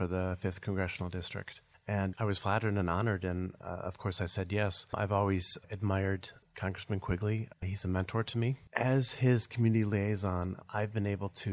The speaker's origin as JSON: {"language": "English", "town": "Madison", "region": "Wisconsin", "country": "United States", "tie": "born or raised there", "moved": "yes", "lives_now": "Illinois, United States", "said": "growing up in Madison, Wisconsin, I grew up in a very political family"}